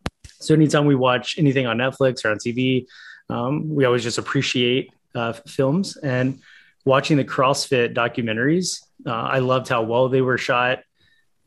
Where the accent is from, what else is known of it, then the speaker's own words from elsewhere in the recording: Charlotte, North Carolina, United States; from Charlotte, North Carolina, born and raised here in Charlotte